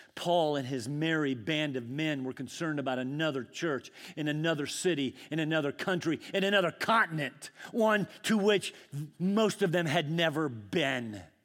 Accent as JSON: {"language": "English", "region": "Scotland", "country": "United Kingdom", "moved": "yes", "said": "I am a pesky Scot. I mean, no, really, I'm Scottish"}